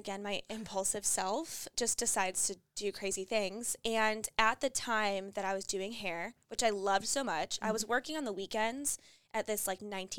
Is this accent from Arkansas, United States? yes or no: no; Barrington, Illinois, United States; moved away as an adult; also born or lived in Michigan; now in Charlotte, United States; I was just born and raised there. It's a town called Barrington, Illinois.